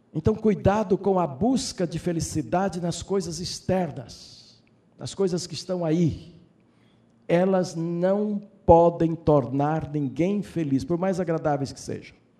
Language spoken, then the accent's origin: Portuguese; Brazil; como brasileiros, como homens e mulheres filhos desta pátria